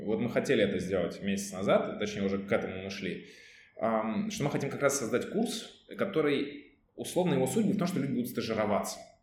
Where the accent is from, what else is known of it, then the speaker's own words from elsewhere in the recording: Ivanovo, Ivanovo Oblast, Russia; moved away as an adult; now in Saint Petersburg, Russia; я был в родном городе, это город Иваново